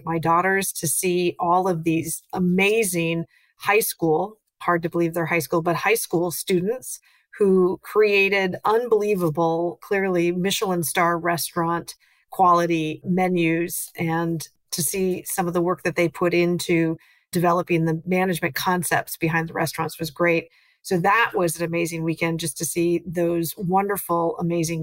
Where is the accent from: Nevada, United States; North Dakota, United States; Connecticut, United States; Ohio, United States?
North Dakota, United States; moved away as an adult; now in Washington, D.C., United States; I grew up in North Dakota on a farm